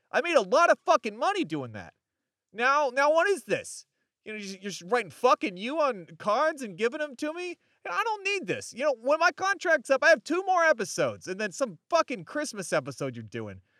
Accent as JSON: {"language": "English", "town": "Chicago", "region": "Illinois", "country": "United States", "said": "Chicago, Illinois"}